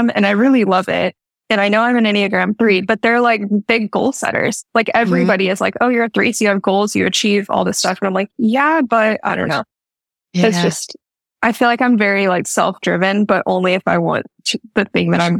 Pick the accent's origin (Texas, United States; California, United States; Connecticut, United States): Texas, United States; I grew up in Texas